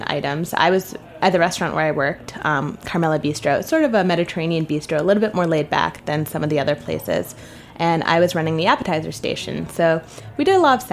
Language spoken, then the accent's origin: English; New York City, New York, United States; I'm from New York City, actually. Okay. Born and raised